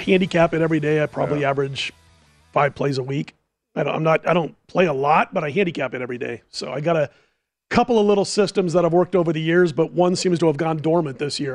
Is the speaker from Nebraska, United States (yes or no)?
yes; Omaha, Nebraska, United States; Growing up in Omaha